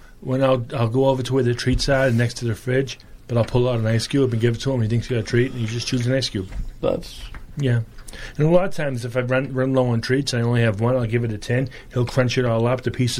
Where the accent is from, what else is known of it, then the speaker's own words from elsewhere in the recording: Boston, Massachusetts, United States; we're Irish from Southie.